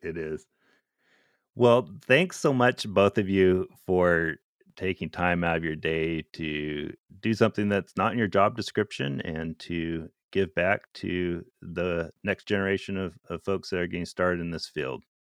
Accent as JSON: {"language": "English", "region": "Alaska", "country": "United States", "tie": "born or raised there", "moved": "as an adult", "said": "I grew up in Alaska"}